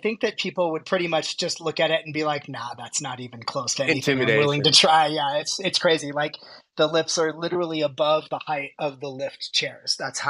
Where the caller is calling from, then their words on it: Aspen, Colorado, United States; So right now I am in Aspen, Colorado. I practice in Denver